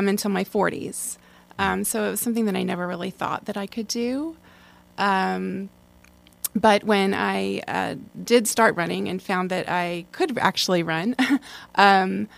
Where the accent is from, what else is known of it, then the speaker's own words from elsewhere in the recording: Baltimore, Maryland, United States; moved away as an adult; also born or lived in Washington, D.C.; now in Asheville, United States; I was born and raised in Baltimore, Maryland.